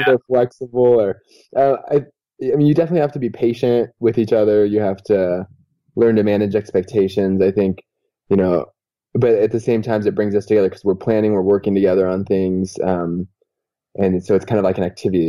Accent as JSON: {"language": "English", "region": "California", "country": "United States", "also_born_or_lived": "Utah", "moved": "as an adult", "said": "I'm from California"}